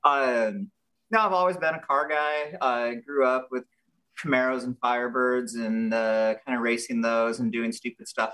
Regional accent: El Cajon, California, United States; I grew up in El Cajon, California.

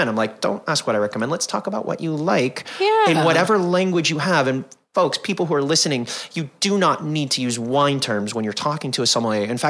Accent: Toronto, Ontario, Canada; also born or lived in Chicago / Fort Worth / Anaheim; now in Washington, D.C., United States; Uh, by the time I was eight, I lived in Fort Worth, Texas, Anaheim, or as I like to call it, the People's Republic of Disney, outside of LA, um, and then uh, Toronto, Canada, where I grew up

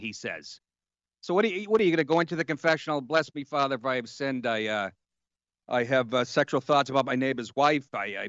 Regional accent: Boston, Massachusetts, United States; He talks like me. I'm from Boston.

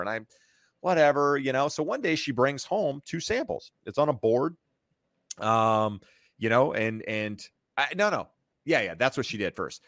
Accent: North Carolina, United States; moved away as an adult; now in California, United States; I'm from North Carolina. Uh, graduated college, moved to, uh, to California

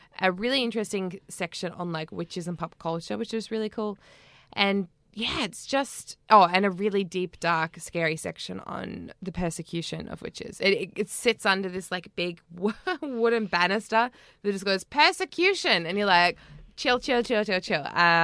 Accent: North Island, New Zealand; And, of course, New Zealand and the North Island, which is my home country.

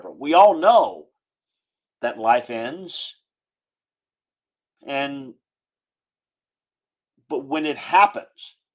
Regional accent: South Louisiana, United States; moved away; I grew up in South Louisiana, going to LSU games with my parents.

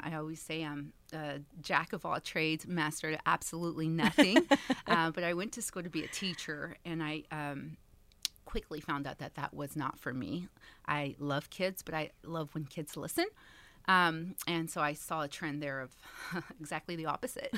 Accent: Dallas, Texas, United States; also born or lived in California; I was born in California, um, but we got here as fast as I could. Two and a half years old, and so, yeah, I grew up in Dallas

